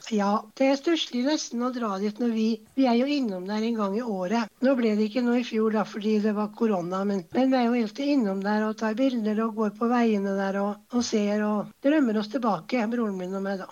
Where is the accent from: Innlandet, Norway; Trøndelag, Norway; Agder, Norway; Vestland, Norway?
Trøndelag, Norway; Garli station; Jeg er født på Garli. Jeg er født i Trondheim på Isedals stiftelse